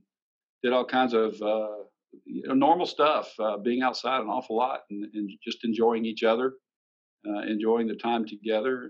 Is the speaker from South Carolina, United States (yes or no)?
yes; Sumter, South Carolina, United States; also born or lived in Indiana; I was actually born in Indiana while my dad was going to college and working three jobs, I think, at the same time. I grew up in Sumter, South Carolina, which was my parents' hometown